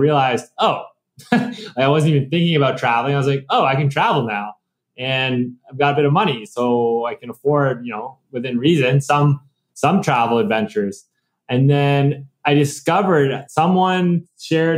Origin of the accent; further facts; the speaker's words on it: Canada; moved away as an adult; I was born and raised in Canada